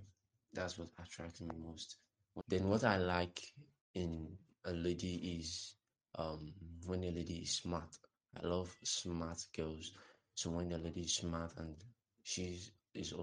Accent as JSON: {"language": "English", "town": "Ijebu-Ode", "region": "Ogun State", "country": "Nigeria", "said": "I'm from Ijebuode"}